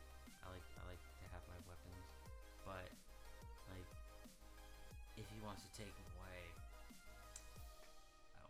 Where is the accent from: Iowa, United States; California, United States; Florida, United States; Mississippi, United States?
Florida, United States; South; moved away; I grew up in South Florida.